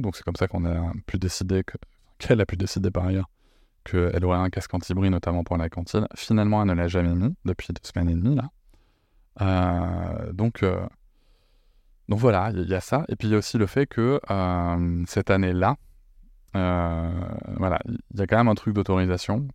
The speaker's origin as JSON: {"language": "French", "town": "Bordeaux", "region": "Nouvelle-Aquitaine", "country": "France", "said": "je suis bordelais, mais visiblement, j'ai un côté marseillais qui ressort"}